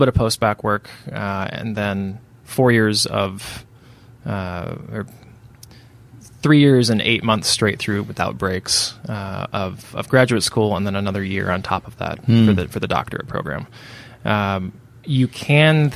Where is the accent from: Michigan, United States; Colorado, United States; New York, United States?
Michigan, United States; West; moved away as an adult; also born or lived in Chicago / San Diego; now in Seattle, United States; I grew up in Michigan, moved to Chicago for college, stayed there for almost 11 years, did a little stint in San Diego, interim there, and then moved out to Seattle